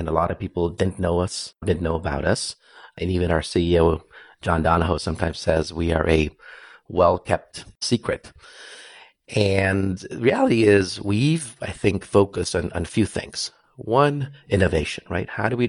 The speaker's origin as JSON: {"language": "English", "country": "Brazil", "tie": "born or raised there", "also_born_or_lived": "India / Santa Clara, California", "moved": "as an adult", "lives_now": "United States", "said": "I was born in India, but raised in Brazil since I was five. So pretty much all my education was there, all the way through college."}